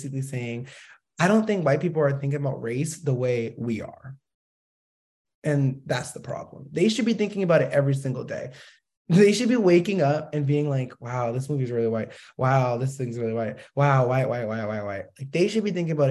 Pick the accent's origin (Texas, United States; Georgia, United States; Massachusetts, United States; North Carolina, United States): Massachusetts, United States; Boston; I'm from Boston